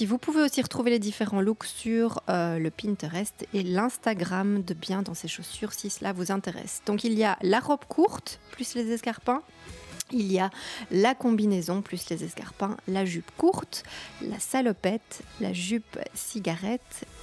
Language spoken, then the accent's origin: French; Belgium; puisque vous savez que je suis belge, peut-être ou pas.